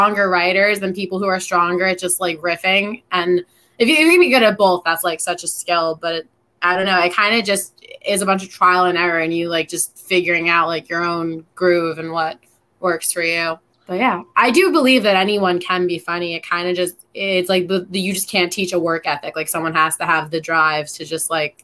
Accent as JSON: {"language": "English", "region": "New Jersey", "country": "United States", "said": "I'm from Jersey"}